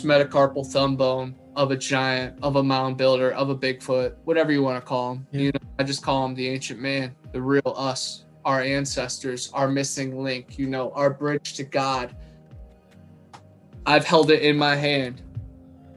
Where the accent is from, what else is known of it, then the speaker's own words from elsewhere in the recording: Ohio, United States; moved away as an adult; now in Florida, United States; I've been going back to my old school back in Ohio